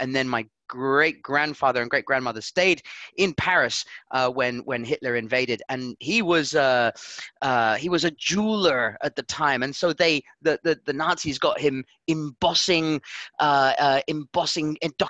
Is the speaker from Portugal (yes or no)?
yes; Portugal; and that's the reason why I'm from Portugal.